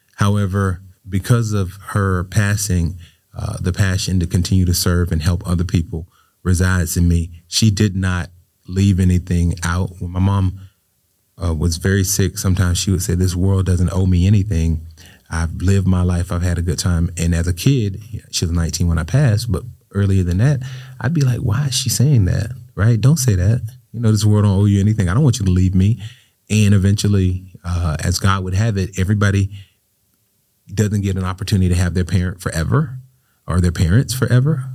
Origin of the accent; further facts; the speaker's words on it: Riviera Beach, Florida, United States; I grew up right here in Revere Beach